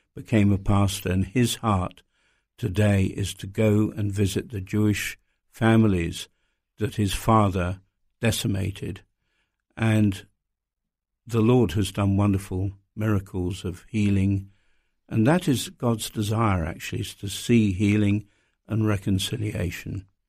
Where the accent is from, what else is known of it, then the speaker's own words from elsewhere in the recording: United Kingdom; as a British person